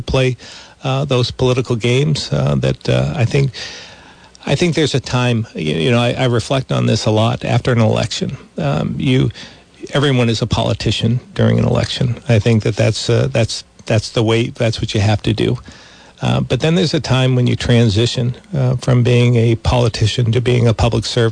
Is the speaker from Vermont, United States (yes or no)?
yes; Vermont, United States; I grew up in Vermont